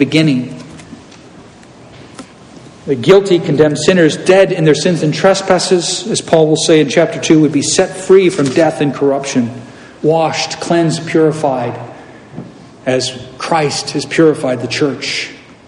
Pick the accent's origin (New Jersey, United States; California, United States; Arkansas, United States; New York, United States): California, United States; Southern; I'm from Southern California